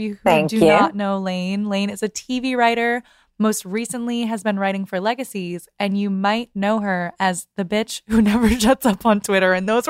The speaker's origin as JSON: {"language": "English", "town": "Boston", "region": "Massachusetts", "country": "United States", "said": "I'm from Boston, from Dorchester."}